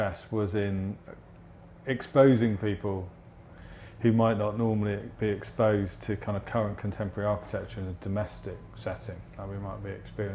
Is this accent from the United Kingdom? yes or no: yes; Essex, East of England, United Kingdom; I'm from Essex